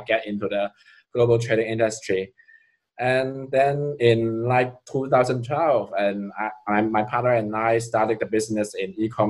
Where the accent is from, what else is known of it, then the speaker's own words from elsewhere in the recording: Guangzhou, Guangdong, China; I was born in Guangzhou, which you also call it Canton.